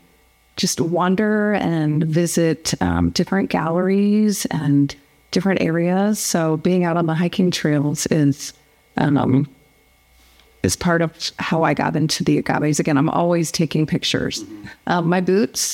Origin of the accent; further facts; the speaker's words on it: St. Louis, Missouri, United States; moved away as an adult; now in Tucson, United States; I grew up in St. Louis